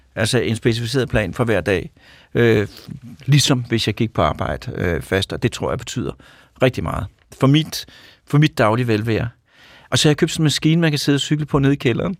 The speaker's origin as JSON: {"language": "Danish", "area": "Copenhagen suburbs", "region": "Capital Region of Denmark", "country": "Denmark", "also_born_or_lived": "Mørkhøj / Sorgenfri", "said": "jeg kommer fra forstederne. Øh, de københavnske forsteder, først var det Mørkhøj, øh, og så var det Sorgenfri"}